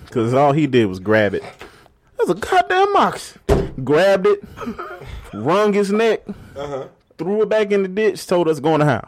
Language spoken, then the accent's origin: English; Louisiana, United States; now in Mississippi, United States; I grew up in Louisiana. I had a good portion of my childhood was in Louisiana.